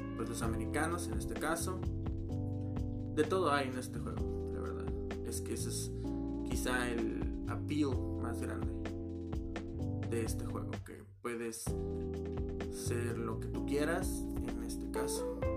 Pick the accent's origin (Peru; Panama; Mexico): Mexico; también soy mexicano. Este, vivo en la República Mexicana de México